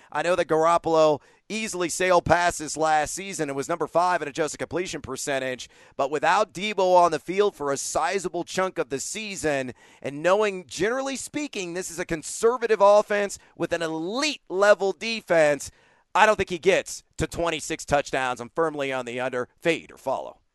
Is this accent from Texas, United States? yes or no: yes; Southern Texas, United States; I grew up in Southern Texas